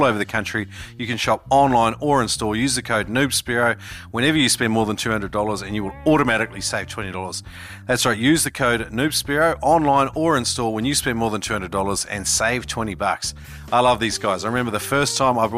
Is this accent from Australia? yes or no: yes; Brisbane, Queensland, Australia; my hometown, Brisbane